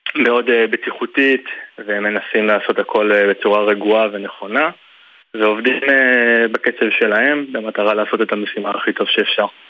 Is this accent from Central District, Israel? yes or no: yes; Tzur Moshe, Central District, Israel; אני נולדתי במושב